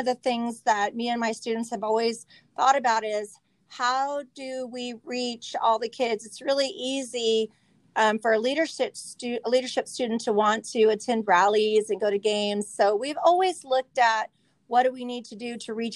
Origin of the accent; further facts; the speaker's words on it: Visalia, California, United States; I am from Visalia, product of the USD, graduate of Mount Whitney